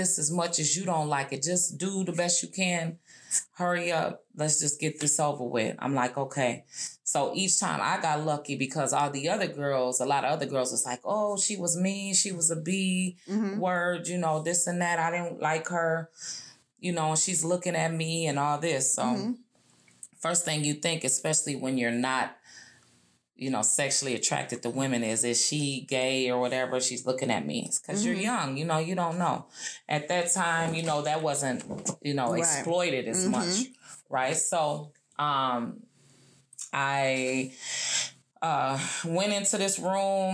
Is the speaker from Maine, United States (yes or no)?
no; Minnesota, United States; moved away as an adult; also born or lived in Texas / Oklahoma; I was from Minnesota, but I'm way down in Texas.